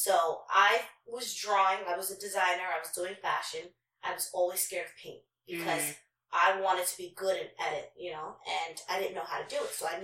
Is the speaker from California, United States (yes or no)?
no; New York City, New York, United States; also born or lived in Long Island; I'm from Queens.